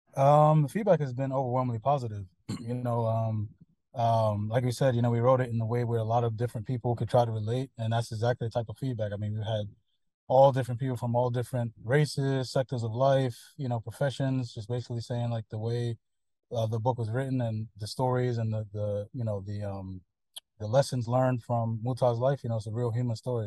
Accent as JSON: {"language": "English", "country": "United States", "moved": "yes", "said": "whenever you tell somebody you're American"}